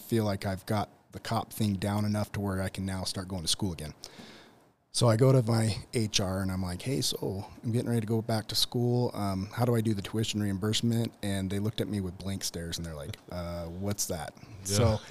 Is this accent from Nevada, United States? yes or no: yes; Las Vegas, Nevada, United States; now in Provo, United States; I'm from Las Vegas